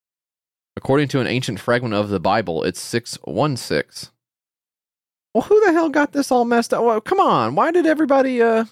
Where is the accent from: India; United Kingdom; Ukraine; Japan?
Ukraine; I'm from Ukraine, and I find it really strange when people say they're not a big fan of instead of saying they don't like something.